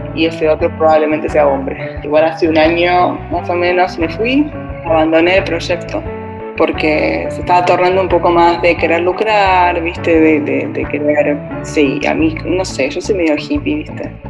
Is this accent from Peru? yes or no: no; Buenos Aires, Argentina; moved away as an adult; also born or lived in London; now in Amsterdam, Netherlands; nací en Buenos Aires, ciudad grande, viví en Londres, otra ciudad grande